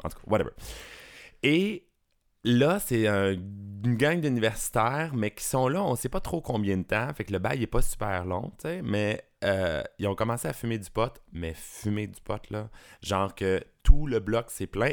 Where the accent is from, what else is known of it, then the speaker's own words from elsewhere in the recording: Rive-Sud, Quebec, Canada; also born or lived in Beauport, Quebec City; je suis né à Québec. J'ai déménagé ça arrive sud quand j'étais jeune, mais je suis né à Québec, imagine. Beauport